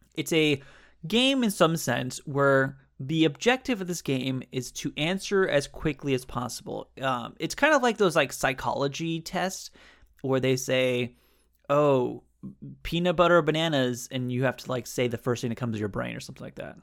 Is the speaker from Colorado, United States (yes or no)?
no; Southern California, United States; I'm also from California, Southern California